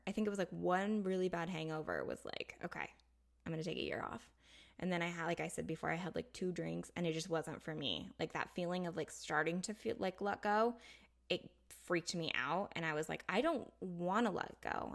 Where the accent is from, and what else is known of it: United States